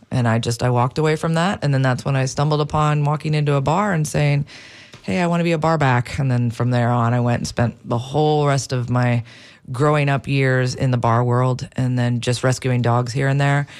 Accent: Wisconsin, United States; now in St. Petersburg, United States; I grew up in Wisconsin, so up there, the animals are a lot different than here

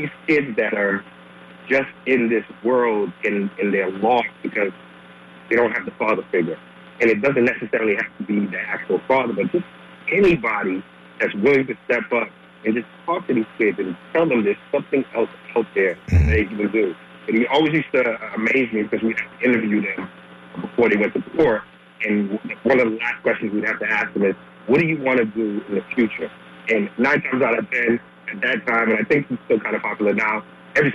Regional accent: Massachusetts, United States; I'm originally from Massachusetts, and I grew up in the neighborhood that wasn't the greatest to start my life.

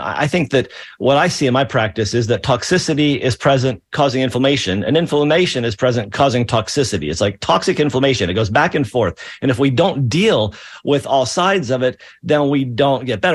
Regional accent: Pennsylvania, United States; I'm from Pennsylvania

